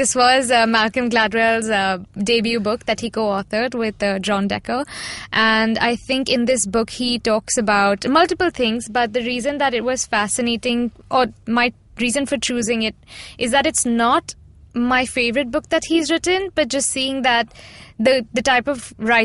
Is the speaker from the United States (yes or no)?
no; India; as a Indian girl